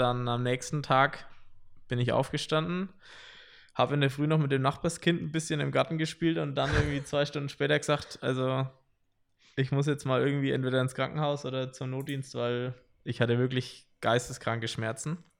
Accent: Wilhelmsdorf, Bavaria, Germany; ich komme aus Wilhelmsdorf, sag ich mal, ein bisschen außerhalb von Nürnberg

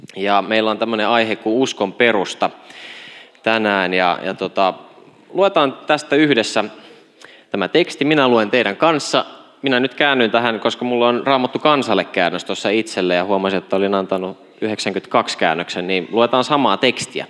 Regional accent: Kauhava, South Ostrobothnia, Finland; Kasvoin Etelä-Pohjanmaalla Ylihärmä-nimisessä paikassa, jota ei enää kartalta löydy. Se on Kauhava nykyisin

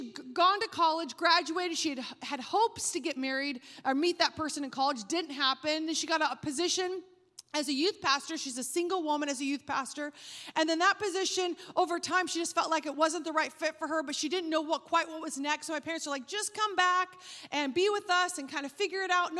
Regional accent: Roseburg, Oregon, United States; we're from Roseburg, Oregon.

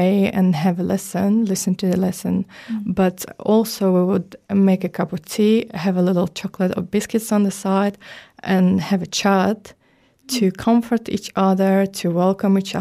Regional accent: Ukraine; I'm from Ukraine

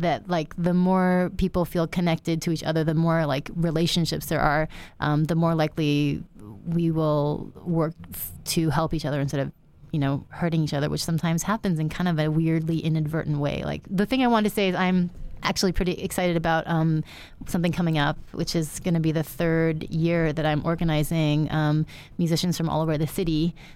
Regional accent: United States; so I'm Chinese American. I was born in the U S. My parents were born in China

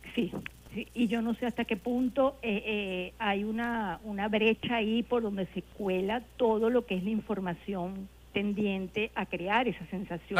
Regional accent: Venezuela; uno quiere su país

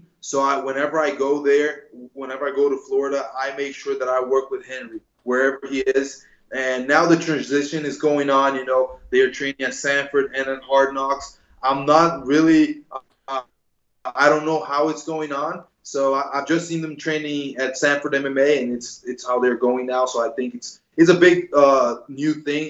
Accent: Brazil; also born or lived in New Jersey, United States; I lived in Brazil since I'm 6 years old. I was born in Jersey, but then moved with my mother to Brazil

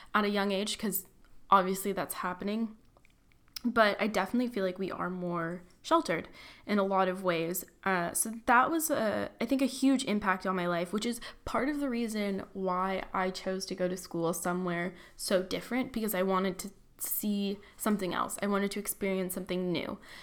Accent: Tustin, California, United States; moved away as an adult; now in San Francisco, United States; I'm from Orange County, born and raised there, Tustin

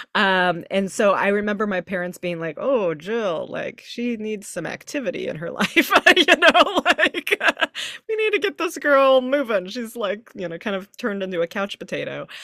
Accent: Texas, United States; now in San Francisco, United States; I grew up in Texas

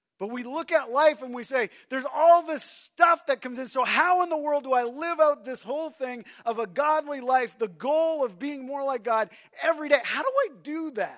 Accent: Canada; I'm a Canadian

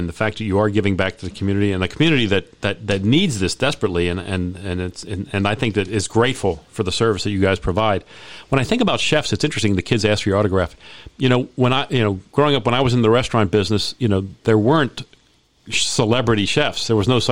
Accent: Baltimore, Maryland, United States; I'm from Baltimore

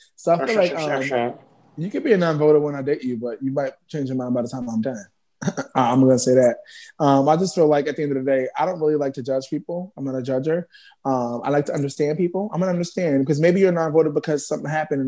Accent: New York City, New York, United States; now in Bronx, United States; I'm representing the Bronx now, even though I'm from Harlem.

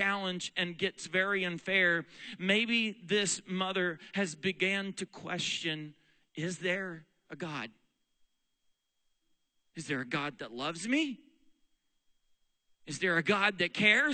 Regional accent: Weatherford, Oklahoma, United States; also born or lived in Texas; now in Pennsylvania, United States; When I was a little boy growing up in Weatherford, Oklahoma, Western Oklahoma, there is nothing out there

